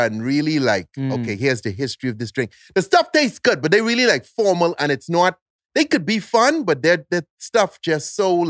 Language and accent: English; Bahamas